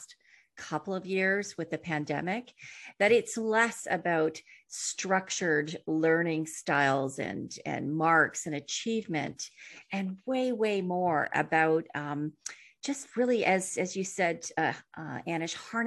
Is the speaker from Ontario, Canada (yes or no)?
yes; Ontario, Canada; I'm coming from Ontario in Canada. We mostly speak English.